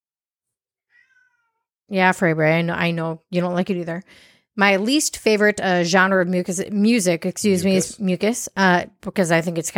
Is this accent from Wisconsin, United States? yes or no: yes; Wisconsin, United States; I'm from Wisconsin